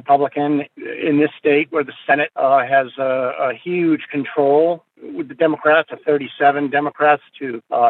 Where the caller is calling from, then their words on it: Massachusetts, United States; I'm calling from Massachusetts.